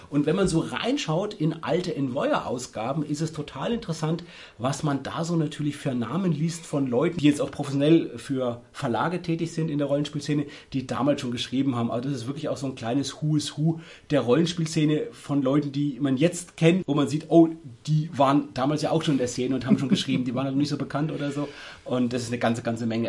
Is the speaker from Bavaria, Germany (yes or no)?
yes; Würzburg, Bavaria, Germany; bei uns in Würzburg